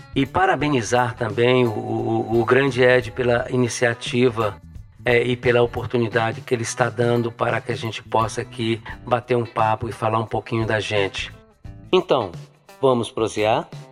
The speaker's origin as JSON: {"language": "Portuguese", "town": "Buenópolis", "region": "Minas Gerais", "country": "Brazil", "tie": "born or raised there", "also_born_or_lived": "Montes Claros", "said": "minha cidade natal, Buenópolis. Eu saí de lá com 10 anos de idade, criança ainda"}